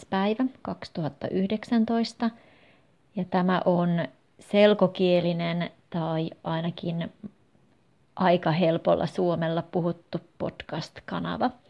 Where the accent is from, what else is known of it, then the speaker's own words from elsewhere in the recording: Russia; Finnish is a second language; now in Helsinki, Finland; 33-vuotias kemian insinööri. Olen venäläinen ja asun Helsingissä. Opiskelin Pietarissa ja Lappeenrannassa